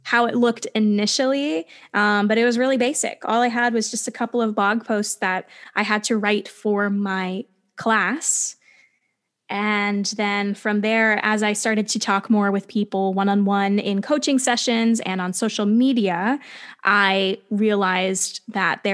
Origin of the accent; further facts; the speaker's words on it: New Jersey, United States; I grew up in New Jersey, which is only a 40-minute train ride away from New York